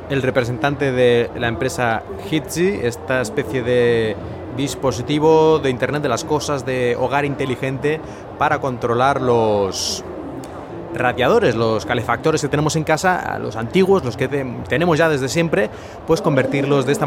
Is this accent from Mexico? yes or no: no; United States; Es una empresa del Reino Unido, yo soy de Estados Unidos y todos los demás son extranjeros de otros lugares.